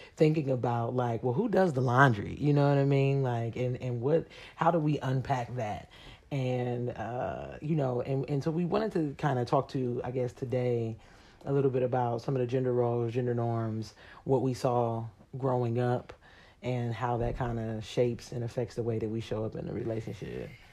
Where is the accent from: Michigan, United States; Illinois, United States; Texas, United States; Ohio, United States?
Ohio, United States; Columbus; moved away; right now we're back home in my hometown, Columbus, Ohio